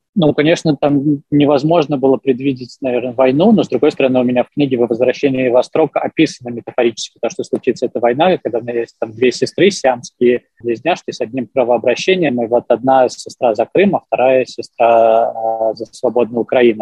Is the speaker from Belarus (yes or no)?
yes; Belarus